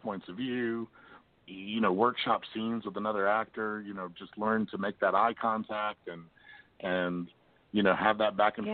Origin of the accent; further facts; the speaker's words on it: Lexington, Kentucky, United States; moved away as an adult; now in Springfield, United States; I'm originally from Lexington myself